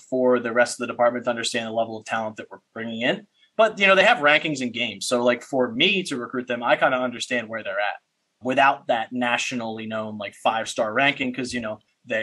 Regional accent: Paulsboro, New Jersey, United States; I'm from Paulsboro, New Jersey

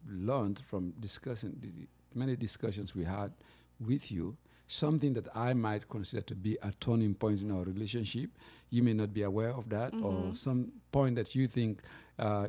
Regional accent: Sierra Leone; moved away as an adult; now in United States; I come from Sierra Leone, and I've been in America for a long time, but I'm still, you know, that man from the countryside in Africa

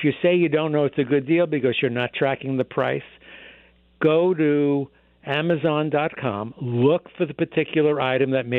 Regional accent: New York, United States; now in Boston, United States; I grew up in New York

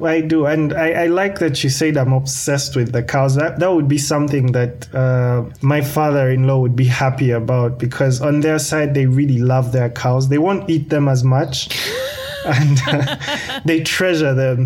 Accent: Kampala, Central Region, Uganda; I'm coming from Kampala, Uganda

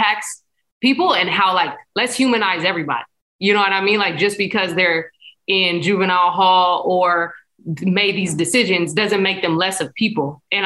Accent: San Diego, California, United States; grew up in San Diego is how what I tell people. So I'm from Spring Valley

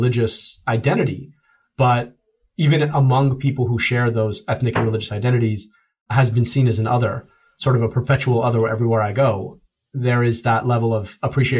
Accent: United States; also born or lived in United Kingdom; my stepmother who raised me is a daughter of the American Revolution, and I am profoundly an American

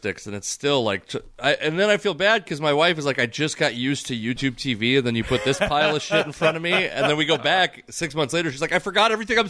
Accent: Fife, Washington, United States; also born or lived in Tacoma, Washington / Federal Way, Washington; I was born in Federal Way. When I was born, we lived in Federal Way. I was actually born at Tacoma General. And then we moved to Fife when I was like 5 years old. And I lived there for a long time

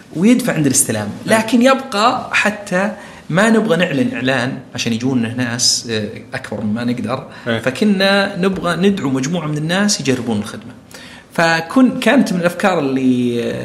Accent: Saudi Arabia; كثير عندنا بالسعوديه

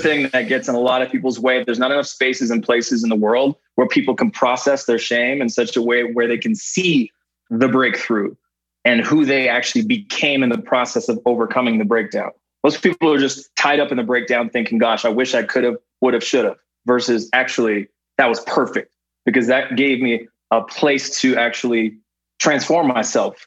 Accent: Canada; born or raised there; moved away as an adult

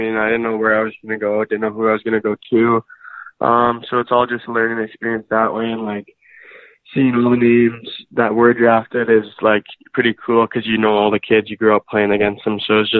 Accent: St. Albert, Alberta, Canada; I grew up in St. Albert, and I'm still living there.

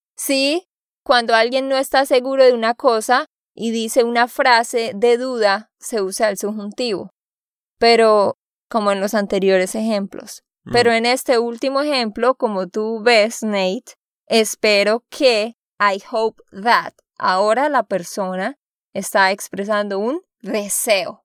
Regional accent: Santander, Colombia; de Santander, Colombia

